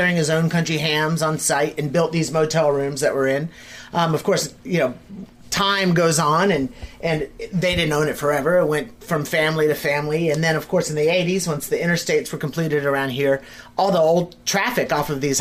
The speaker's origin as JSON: {"language": "English", "region": "the South", "country": "United States", "tie": "born or raised there", "said": "being born and raised in the South"}